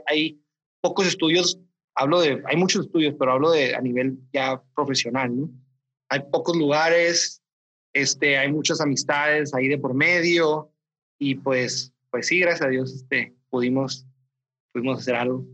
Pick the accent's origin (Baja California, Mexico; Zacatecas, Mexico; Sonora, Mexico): Baja California, Mexico; Mexicali; now in Mexicali, Mexico; Yo soy de aquí de Mexicali, del norte, entonces eh, es muy diferente la dinámica que hay con los profesores acá que allá.